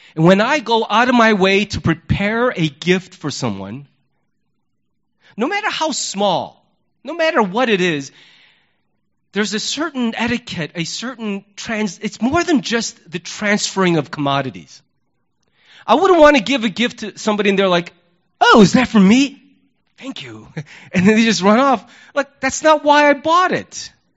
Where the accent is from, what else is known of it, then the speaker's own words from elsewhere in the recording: United States; as an American